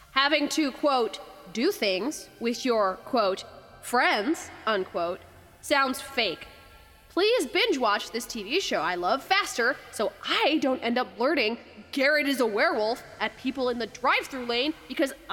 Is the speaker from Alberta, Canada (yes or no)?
no; Kamloops, British Columbia, Canada; I'm from Kamloops, so probably a lot fewer mountains than you're picturing, actually.